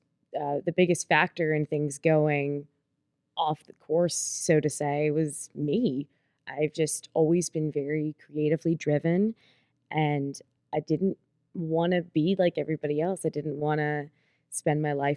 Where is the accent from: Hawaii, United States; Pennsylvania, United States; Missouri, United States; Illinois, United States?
Pennsylvania, United States; Pittsburgh; So I was born and raised in Pittsburgh, PA. I pretty much spent my entire life in one little township called Castle Shannon with my family.